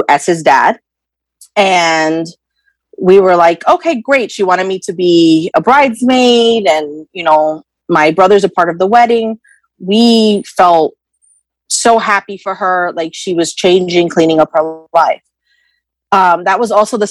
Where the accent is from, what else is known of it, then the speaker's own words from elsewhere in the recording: New York, United States; also born or lived in Wayne, New Jersey; I am from New York, and I am 33 years old